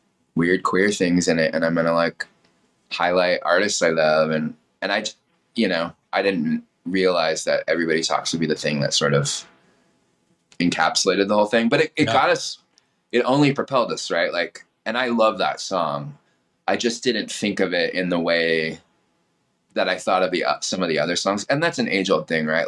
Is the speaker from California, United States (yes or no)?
yes; Temecula, California, United States; LA was always my backyard growing up in Temecula